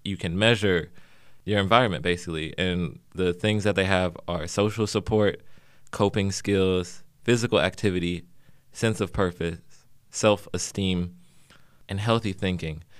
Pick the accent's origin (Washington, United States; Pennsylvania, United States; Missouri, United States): Missouri, United States; St. Louis; now in Los Angeles, United States; I'm from Saint Louis, Missouri, originally